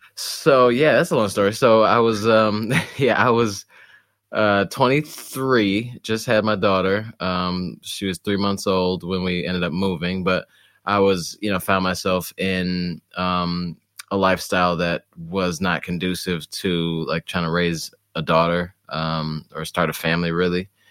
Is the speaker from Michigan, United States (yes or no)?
yes; Detroit, Michigan, United States; moved away; also born or lived in Poughkeepsie, New York; we moved to Detroit, actually, um, when I was, like, five or so